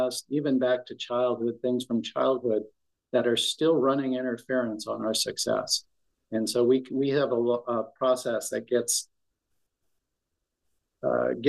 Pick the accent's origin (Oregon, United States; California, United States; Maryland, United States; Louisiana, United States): California, United States; near San Francisco; also born or lived in Texas / Palm Springs; I was born and raised near San Francisco, about an hour south, and lived in the city for a number of years.